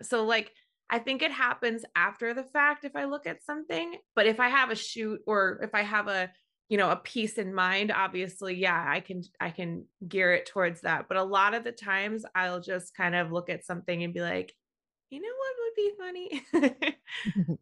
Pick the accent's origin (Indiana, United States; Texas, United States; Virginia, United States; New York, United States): New York, United States; I'm born and raised in New York, and I've lived in the city for over fifteen years now